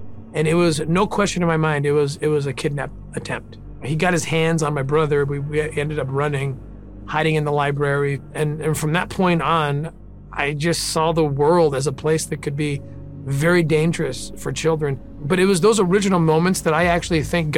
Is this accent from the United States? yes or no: yes; La Cañada Flintridge, California, United States; also born or lived in Glendale, California; So I was born in Glendale, California, raised in La Cañada